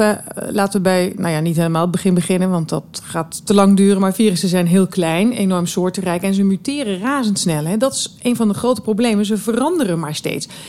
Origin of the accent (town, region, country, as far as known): Limburg, Netherlands